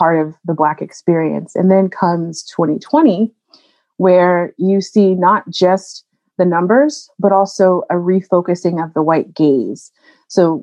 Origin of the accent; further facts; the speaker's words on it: North Carolina, United States; moved away as an adult; also born or lived in New Orleans, Louisiana / New Haven, Connecticut; now in Massachusetts, United States; I grew up in North Carolina and left to go to New Orleans for undergrad